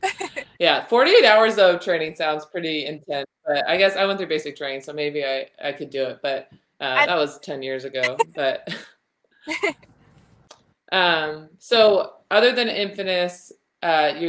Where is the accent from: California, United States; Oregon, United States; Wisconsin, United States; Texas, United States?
California, United States; I'm from California and I live like an hour and a half from Tahoe